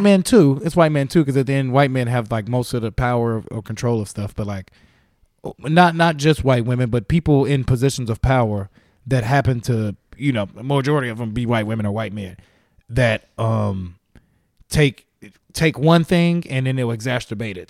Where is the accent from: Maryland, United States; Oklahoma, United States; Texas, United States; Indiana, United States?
Indiana, United States; Gary; moved away as an adult; also born or lived in Muncie, Indiana; now in California, United States; I'm from Gary, Indiana, but I started in Muncie, Indiana